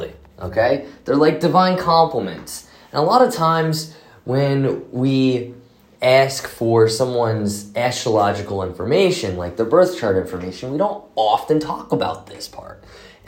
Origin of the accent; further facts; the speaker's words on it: Clearwater, Florida, United States; moved away; also born or lived in Jerusalem; my hometown, Clearwater, St. Pete area